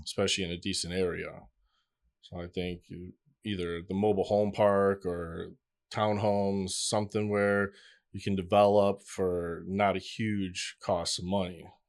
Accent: Michigan, United States; born or raised there; moved away as an adult; now in Miami, United States

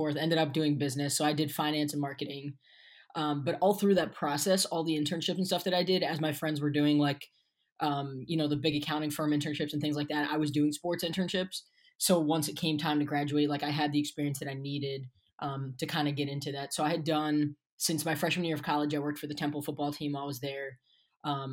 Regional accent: Pennsylvania, United States; also born or lived in Baltimore, Maryland; So I was actually born in Baltimore, moved up to Pennsylvania when I was 4 or 5. So I've been in PA most of my life

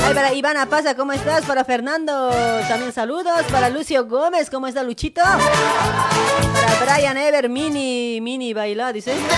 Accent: Bolivia; now in Argentina; cuando nosotros llegamos de Argentina a, Bolivia

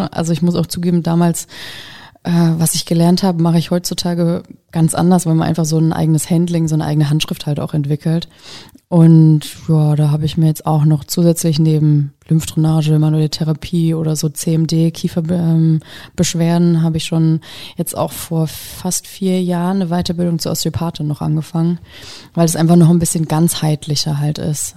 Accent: Kiss, Bavaria, Germany; moved away as an adult; also born or lived in Würzburg; now in Hesse, Germany; ich komme ursprünglich aus Kiss, so eine Gemeinde vor Würzburg

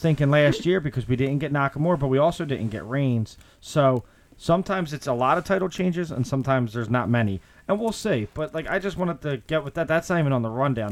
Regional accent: Philadelphia, Pennsylvania, United States; I'm from Philly

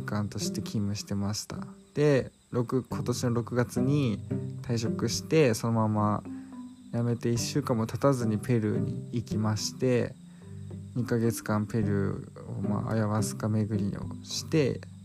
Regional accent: Chiba Prefecture suburbs, Japan; 私の実家、霊団墓がないんですよね。で、場所は、まあ、千葉県の郊外なんですけど

